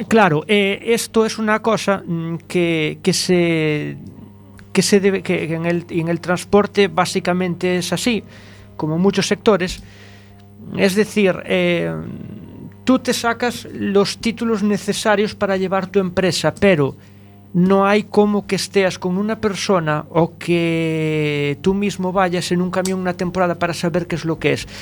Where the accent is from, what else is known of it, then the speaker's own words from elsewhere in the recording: Malpica de Bergantiños, Galicia, Spain; allá en mi tierra, allá en Malpica